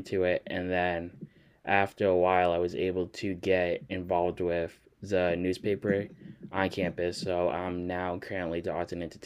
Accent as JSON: {"language": "English", "region": "Connecticut", "country": "United States", "tie": "born or raised there", "also_born_or_lived": "Rhode Island", "moved": "yes", "said": "I grew up in Connecticut and then we moved to Rhode Island"}